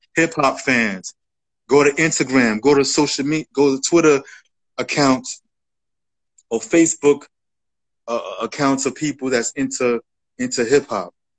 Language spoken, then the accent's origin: English; New York City, New York, United States; I'm from the Bronx, so I grew up you know, as a rap fan